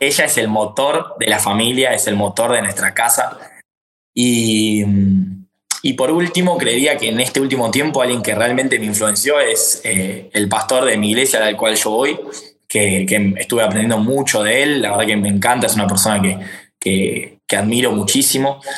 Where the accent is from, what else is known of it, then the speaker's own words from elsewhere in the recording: Argentina; Yo soy argentino